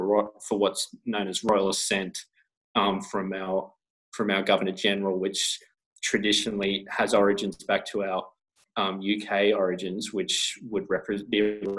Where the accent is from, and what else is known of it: Australia